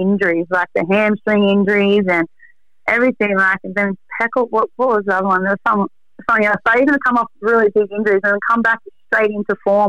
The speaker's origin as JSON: {"language": "English", "town": "Sydney", "region": "New South Wales", "country": "Australia", "tie": "born or raised there", "said": "even though I'm born and bred in South Sydney for life, I had a soft spot for Storm"}